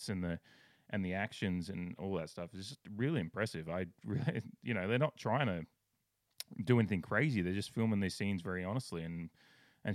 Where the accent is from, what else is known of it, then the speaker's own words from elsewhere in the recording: Australia; I grew up in Australia